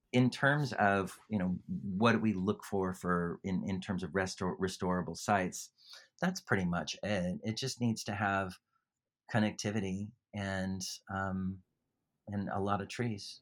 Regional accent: California, United States; moved away as an adult; now in Australia; I'm from California, and, uh, I can't, I can't shake the accent

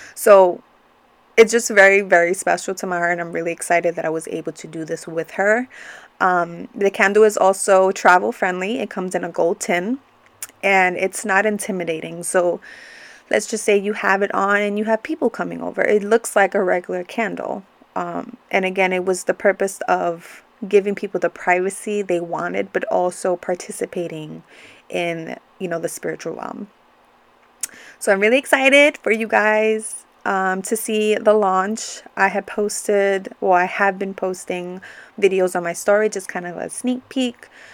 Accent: New York, United States; growing up in New York and having Latino parents

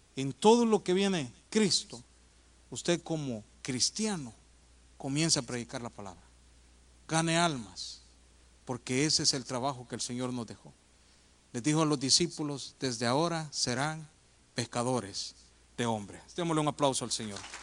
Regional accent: El Salvador; moved away; Eso en mi país no se ve, yo soy del Salvador, hermano, aunque me veo gringo, pero soy de allá

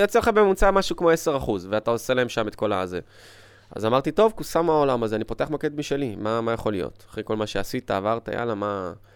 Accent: Israel; also born or lived in Ukraine; אני לא נולדתי פה בארץ, הייתי בגיל חמש, מאוקראינה

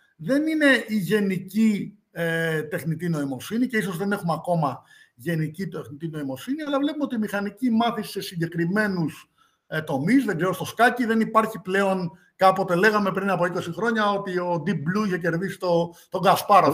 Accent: Greece; γεννήθηκα στην Ελλάδα

